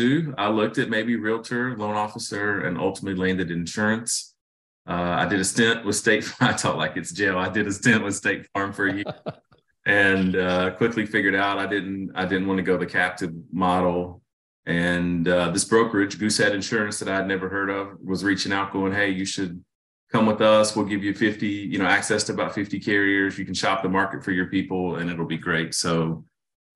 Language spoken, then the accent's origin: English; Raleigh, North Carolina, United States; I'm originally from Raleigh, North Carolina, and I had a different upbringing, I think, than most people I meet. I'm an inner city kid. I was a minority, you know, where I grew up